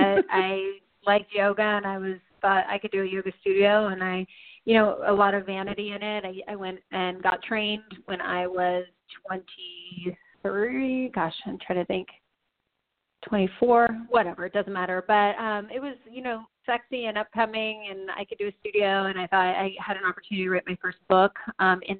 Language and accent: English; Tucson, Arizona, United States; now in Phoenix, United States; I was born and raised in Tucson. I make my home in Phoenix, which makes me a native of Arizona.